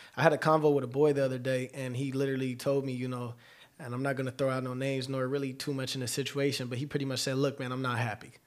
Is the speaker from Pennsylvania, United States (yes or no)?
no; Los Angeles, California, United States; also born or lived in Colton, California; I'm from Los Angeles, mid-city to be exact, right off of Pico